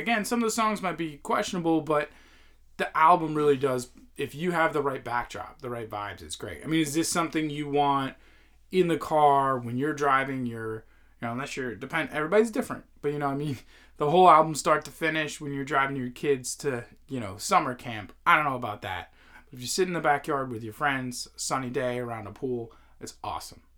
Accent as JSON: {"language": "English", "region": "Northeast", "country": "United States", "tie": "born or raised there", "said": "as a kid growing up in the Northeast"}